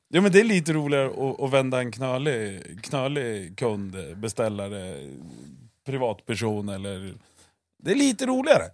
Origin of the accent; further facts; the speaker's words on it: Eskilstuna, Södermanland, Sweden; uppväxt i Röksta, bredvid Årbyskolan.